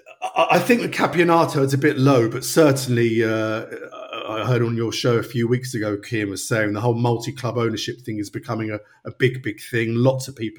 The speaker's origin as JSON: {"language": "English", "region": "London", "country": "United Kingdom", "tie": "born or raised there", "moved": "yes", "said": "my local team when I growing up in North London was Wingate and Finchley"}